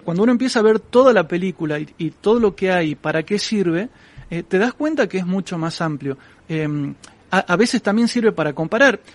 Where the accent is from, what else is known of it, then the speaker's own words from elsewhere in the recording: Argentina; yo vengo de Argentina